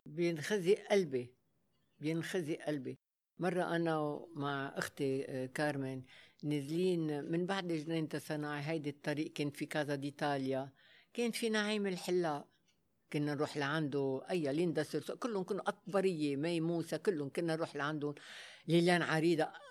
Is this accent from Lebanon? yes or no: yes; Lebanon; Arabic is a second language; also born or lived in Africa; انا اول لبنانيه يلا فتحت الباب للعرض الازياء